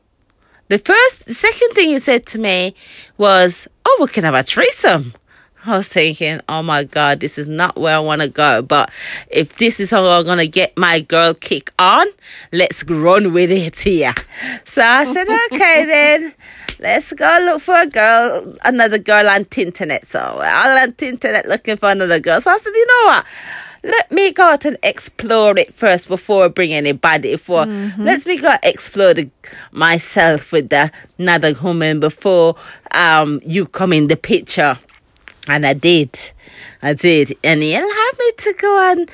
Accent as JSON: {"language": "English", "country": "Jamaica", "tie": "born or raised there", "said": "I was born in Jamaica. I was brought up by my great grandmother and my great great grandmother"}